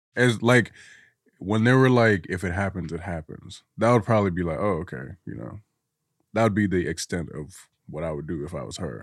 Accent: Guinea; now in United States; I'm from Guinea

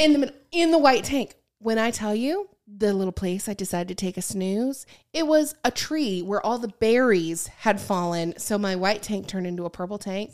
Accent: Michigan, United States; I grew up in Michigan.

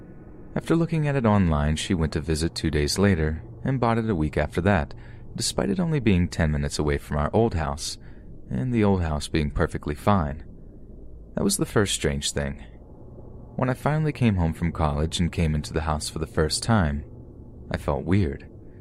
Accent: Washington, United States; I am currently 25 years old. I grew up in Washington State.

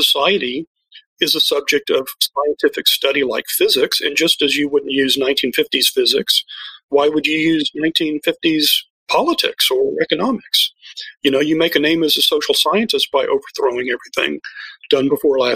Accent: Texas, United States; I'm a fifth generation native of Texas

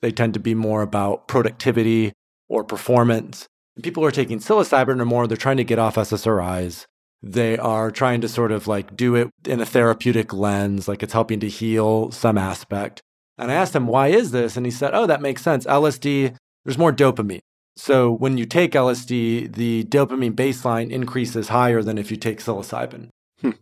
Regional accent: Grand Rapids, Michigan, United States; moved away as an adult; also born or lived in Turkey / Thailand; now in Portugal; I grew up in West Michigan, Grand Rapids area. Left when I was twenty-one, lived abroad for about five, six years, Turkey, Thailand, and also Portugal.

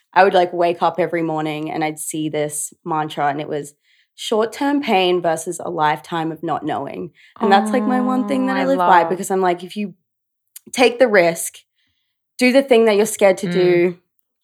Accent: Brisbane, Queensland, Australia; moved away as an adult; now in New York, United States; Grew up in Brizzy. Yeah. Little Brizzy. I'm such a Brisbane girl.

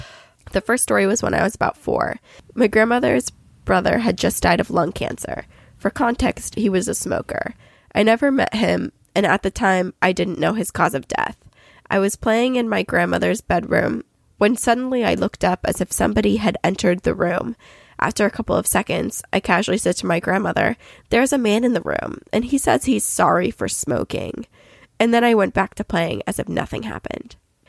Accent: Australia; I'm from Australia.

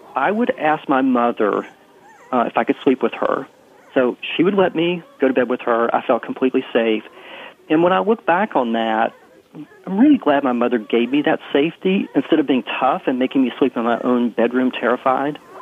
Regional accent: West Virginia, United States; now in Washington, D.C., United States; I grew up small town in West Virginia blue collar town

